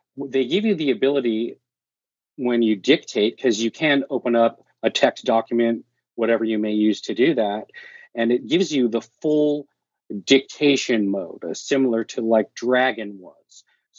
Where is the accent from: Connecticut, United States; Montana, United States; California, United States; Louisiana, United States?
California, United States; now in Oregon, United States; So I am originally from California, now living in Oregon.